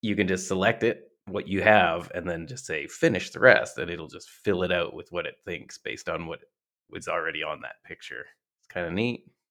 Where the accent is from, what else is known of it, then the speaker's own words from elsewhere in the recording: Canada; we're from Canada